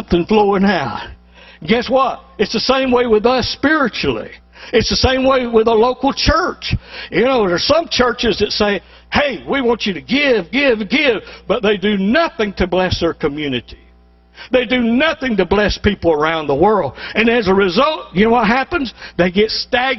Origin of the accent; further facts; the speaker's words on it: Tallahassee, Florida, United States; moved away; also born or lived in South Georgia; I'm originally from South Georgia. Been gone a long time. I grew up in Tallahassee.